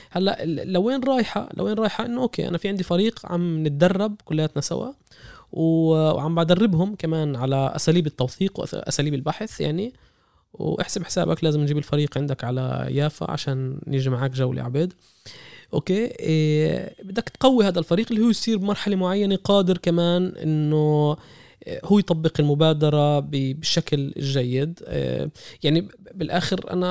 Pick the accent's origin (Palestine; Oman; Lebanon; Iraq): Palestine; إذا إحنا على المستوى السياسي كفلسطينيين مش قادرين نحقق عودة